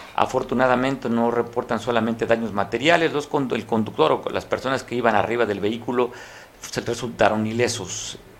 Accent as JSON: {"language": "Spanish", "region": "Guerrero", "country": "Mexico", "said": "los que vivimos aquí nos sentimos orgullosos desde el nombre del estado. Es que soy de Guerrero"}